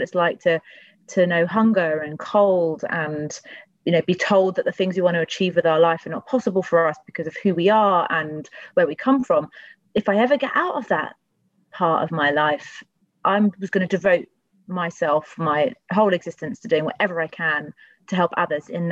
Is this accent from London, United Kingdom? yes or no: yes; London, United Kingdom; I grew up in Tooting, which is the area that I represent